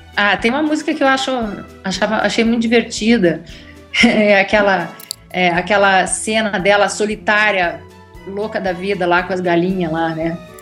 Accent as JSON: {"language": "Portuguese", "town": "Curitiba", "region": "Paraná", "country": "Brazil", "also_born_or_lived": "Rio de Janeiro", "moved": "as an adult", "lives_now": "Germany", "said": "eu ia para Curitiba, porque eu sou de lá"}